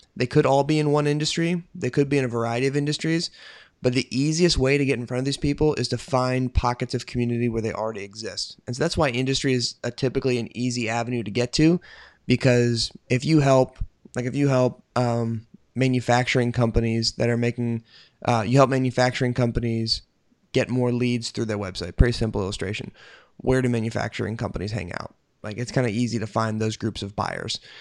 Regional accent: United States; I'm an American

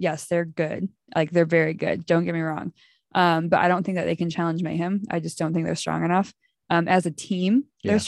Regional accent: United States; I am American

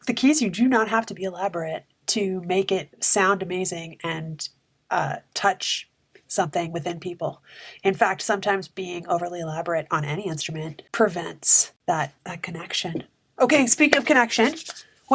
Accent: North Bay, Ontario, Canada; I grew up in North Bay

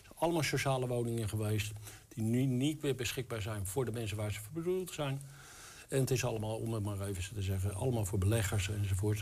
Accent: the West, western Netherlands, Netherlands; now in Enschede, Netherlands; Ik kom uit het Westen. ik ben dus een Westerling. Maar ik woon eh, ruim tien jaar hier in Enschede

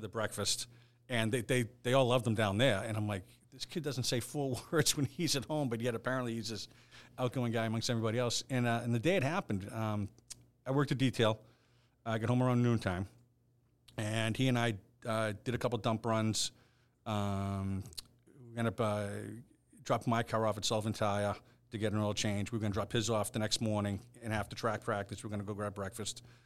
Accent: Hingham, Massachusetts, United States; my next door neighbor growing up in Hingham was a Boston police officer

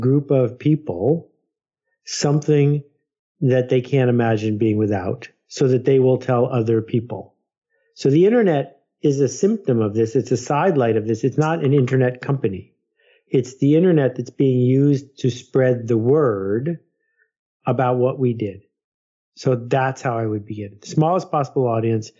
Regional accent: United States; I'm an American

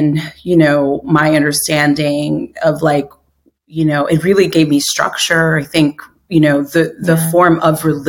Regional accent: New York City, New York, United States; I grew up in New York City, was born in Queens, and, you know, an immigrant family.

